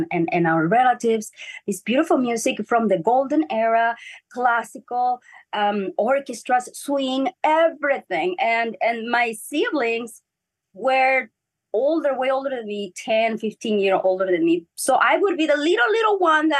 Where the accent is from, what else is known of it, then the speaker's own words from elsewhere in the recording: Ensenada, Baja California, Mexico; first language Spanish; English is a second language; moved away as an adult; now in Los Angeles, United States; we are from Ensenada, Mexico, which is an amazing port.